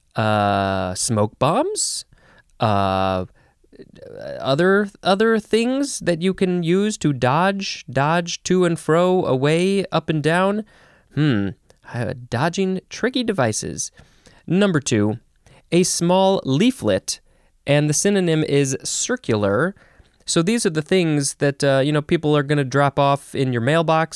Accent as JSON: {"language": "English", "country": "United States"}